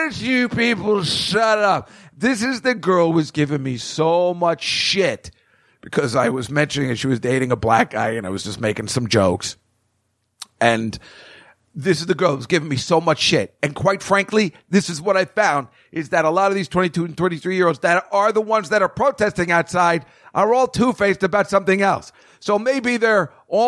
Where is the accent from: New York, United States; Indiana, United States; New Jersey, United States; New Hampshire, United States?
New Jersey, United States; I'm a guy from Jersey